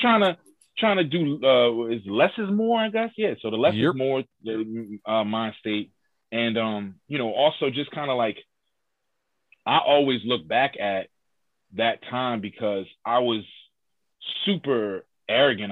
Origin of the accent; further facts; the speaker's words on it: Philadelphia, Pennsylvania, United States; I'm from Hilltop